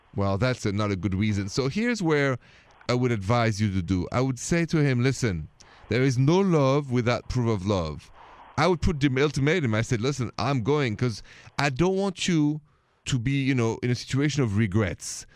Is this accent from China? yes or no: no; France; accent: French; English is a second language; now in United States; I'm from France.